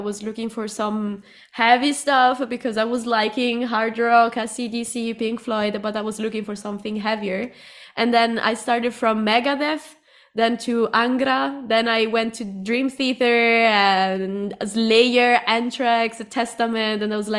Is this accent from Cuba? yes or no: yes; Cuba; English is a second language; also born or lived in Italy; I'm from Cuba and from Italy. I know it's confusing, but I'm from there.